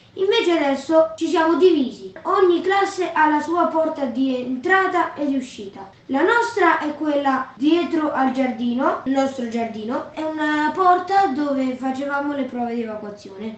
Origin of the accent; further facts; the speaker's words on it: San Marco, Marche, Italy; Vengo da San Marco in provincia di Fermo.